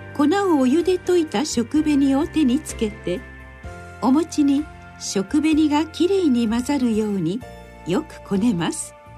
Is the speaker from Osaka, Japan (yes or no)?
yes; Osaka, Japan; 私が子供だった頃生まれ育った大阪のお寺では餅花をよく作りました